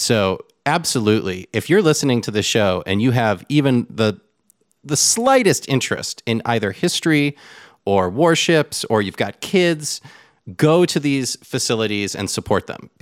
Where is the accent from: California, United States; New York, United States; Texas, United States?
California, United States; Southern; now in Austin, United States; I'm from Southern California. I'm from the coast